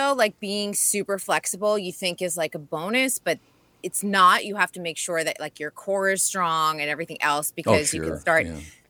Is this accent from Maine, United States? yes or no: yes; Kennebunk, Maine, United States; I grew up near Walker Point. I grew up in Kennebunk, Maine.